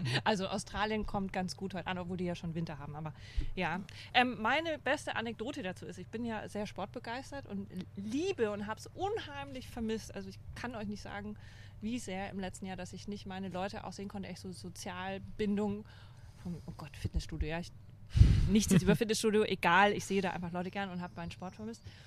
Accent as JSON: {"language": "German", "area": "Franconia", "region": "Bavaria", "country": "Germany", "accent": "Franconian", "moved": "as an adult", "lives_now": "Cologne, Germany", "said": "Ich komme aus Franken"}